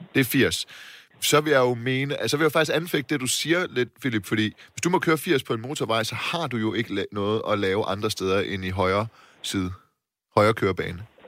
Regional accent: Silkeborg, Central Denmark Region, Denmark; now in Copenhagen, Denmark; til Silkeborg, min hjemby

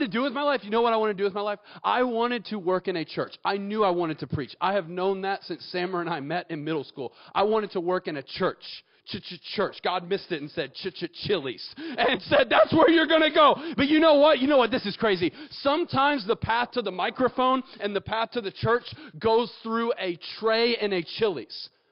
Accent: Atlanta, Georgia, United States; moved away as an adult; now in Auburn, United States; I'm actually from Atlanta and I went to Kennesaw State

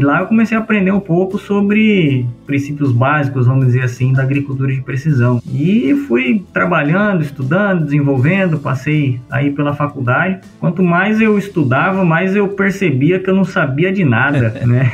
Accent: Sorriso, Mato Grosso, Brazil; also born or lived in Rondonópolis; Eu sou natural aqui de Rondonópolis, mas fui criado desde bem, bem, bem moleque em Sorriso, né? Mais precisamente em Boa Esperança do Norte.

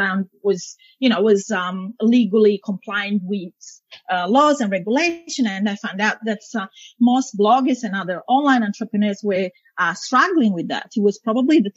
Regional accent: Italy; moved away as an adult; now in Australia; I'm now both Italian, Australian, but yeah, I was born and bred in Italy, and then I moved here afterwards. But only recently

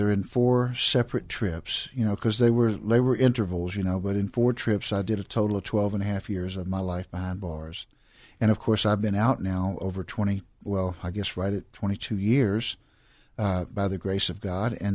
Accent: Houston, Texas, United States; I grew up right here in Houston, Texas, southeast side of Houston, Texas, and I grew up kind of in that dropout generation of the '60s

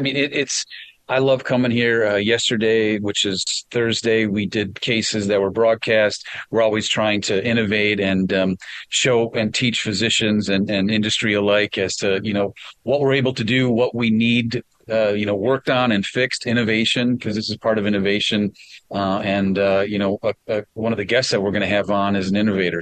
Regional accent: Wisconsin, United States; I'm from Wisconsin

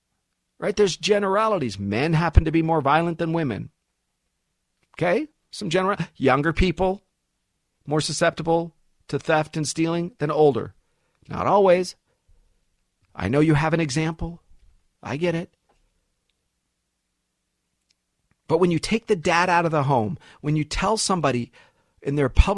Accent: United States; born there; I was born in the United States.

